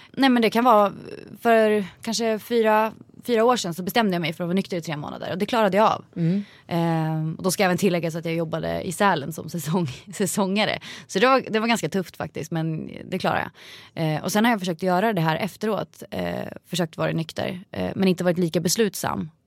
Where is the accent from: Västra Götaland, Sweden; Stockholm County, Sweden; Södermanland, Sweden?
Södermanland, Sweden; Vingåker; Vingåker där jag kommer ifrån